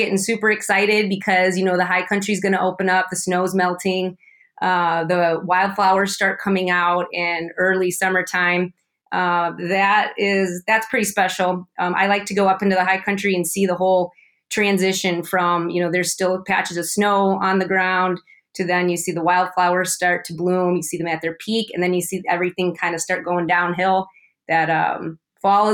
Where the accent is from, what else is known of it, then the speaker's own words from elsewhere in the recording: Chicago, Illinois, United States; now in Bishop, United States; I'm from the Chicagoland area, the south suburbs